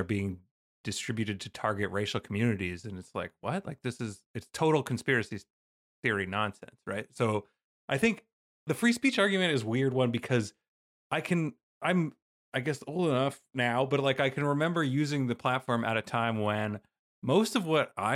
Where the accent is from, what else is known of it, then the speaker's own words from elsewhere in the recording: Canada; I'm from a nanny state, so you have to forgive me. I'm from Canada